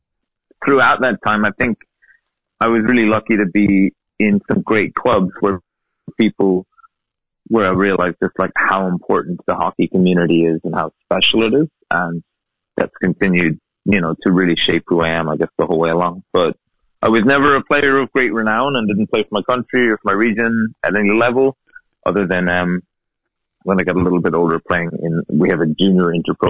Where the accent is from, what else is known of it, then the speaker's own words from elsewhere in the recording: Cork, Munster, Ireland; But I grew up in Cork, and my parents moved when I was one to live where, in my family home, where it is still now